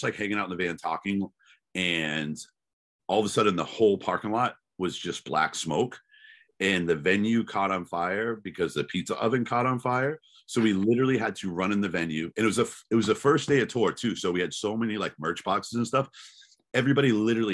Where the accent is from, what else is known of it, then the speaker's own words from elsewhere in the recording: Randolph, Massachusetts, United States; also born or lived in Quincy, Massachusetts; I grew up in a suburb of Boston called Randolph